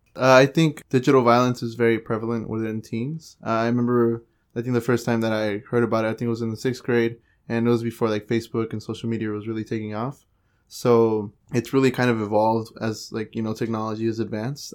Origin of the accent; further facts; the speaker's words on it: San Jose, California, United States; I was born and raised in San Jose